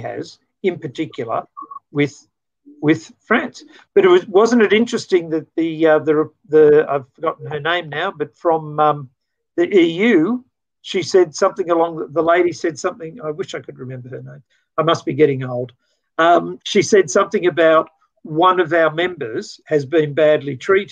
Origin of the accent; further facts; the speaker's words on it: Australia; as an Australian